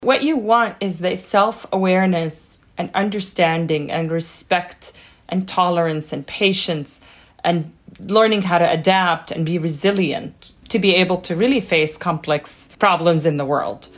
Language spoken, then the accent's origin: English; Jordan; now in Boston, United States; growing up in Jordan